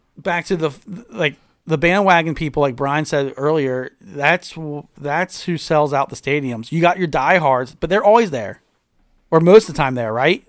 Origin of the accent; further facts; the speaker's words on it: Cincinnati, Ohio, United States; I grew up in Cincinnati